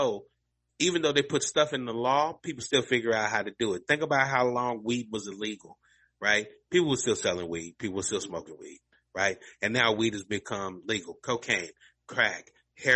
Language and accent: English; Louisville, Kentucky, United States; Muhammad Ali grew up in my hometown. I grew up a couple of miles from where his mother lived